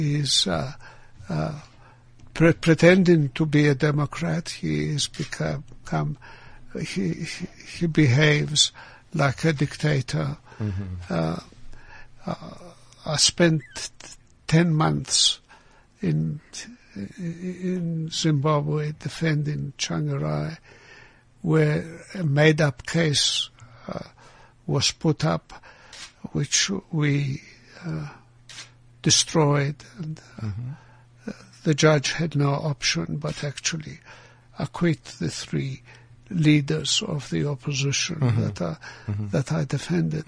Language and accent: English; Greece; now in South Africa; I was born in Greece